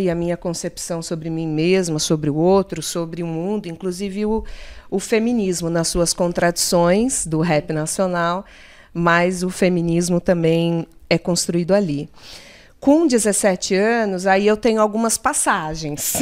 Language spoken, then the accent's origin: Portuguese; Limeira, São Paulo, Brazil; also born or lived in Osasco; com 12 dias de vida eu fui para Limeira. Né? Eu sou crescida no interior de São Paulo.